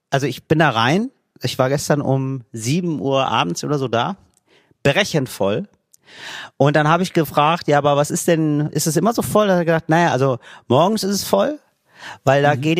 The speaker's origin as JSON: {"language": "German", "country": "Italy", "second_language": "German", "said": "Ja, das ist mir als Italiener erstmal gar nicht so klar gewesen"}